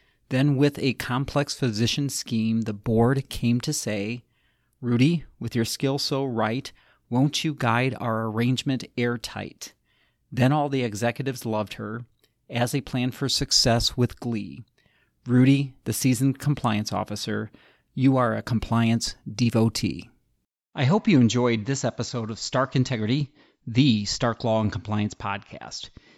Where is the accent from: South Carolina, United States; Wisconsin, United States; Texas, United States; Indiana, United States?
Indiana, United States; South Bend; since I'm from South Bend, Indiana for 30 years